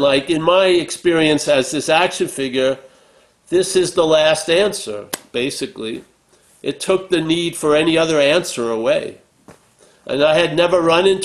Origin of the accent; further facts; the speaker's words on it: Long Island, New York, United States; I'm from Long Island, New York, not from, you know, Calcutta